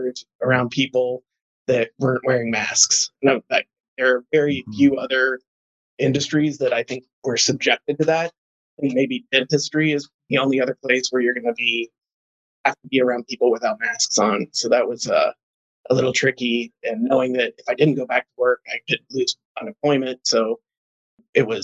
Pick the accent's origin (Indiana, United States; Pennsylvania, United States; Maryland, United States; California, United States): Indiana, United States; Columbus; moved away as an adult; also born or lived in Chicago, Illinois; now in St. Charles, United States; I grew up in Southern Indiana, in Columbus, Indiana.